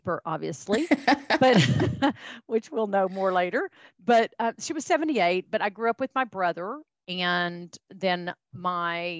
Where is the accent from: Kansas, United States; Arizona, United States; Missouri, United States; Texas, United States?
Texas, United States; accent: Texan; I am a fifth generation Texan. You and I have laughed about my accent. That's where it comes from